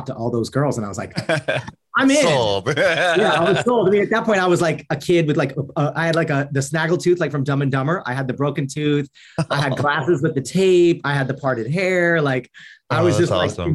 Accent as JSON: {"language": "English", "town": "Phoenix", "region": "Arizona", "country": "United States", "tie": "born or raised there", "also_born_or_lived": "Cleveland, Ohio", "said": "they transferred out to Arizona. So we were in Phoenix for about, like, call them like my formative teenage years"}